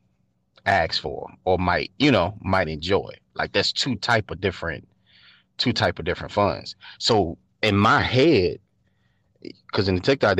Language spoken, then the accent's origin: English; Richmond, Virginia, United States; I'm from Richmond